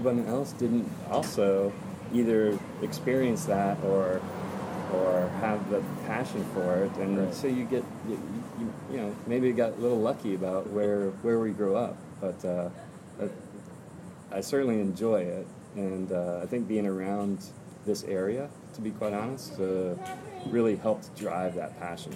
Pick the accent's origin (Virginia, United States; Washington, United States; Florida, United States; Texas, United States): Florida, United States; Space Coast; also born or lived in upstate New York; We grew up on the Space Coast